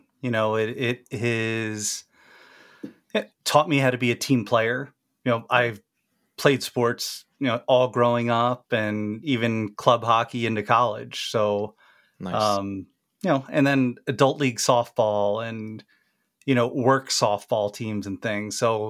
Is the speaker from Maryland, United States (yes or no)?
yes; Maryland, United States; And I grew up in Maryland and my family had season tickets to the Baltimore Colts.